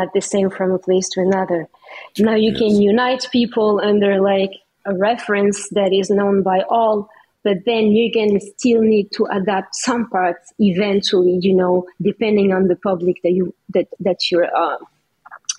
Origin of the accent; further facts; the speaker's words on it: Paris, Île-de-France, France; now in Canada; I was born in Paris